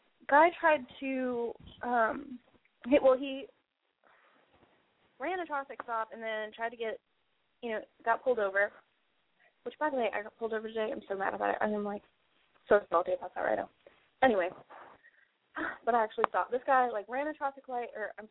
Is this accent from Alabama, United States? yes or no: no; Orlando, Florida, United States; I grew up in the Orlando area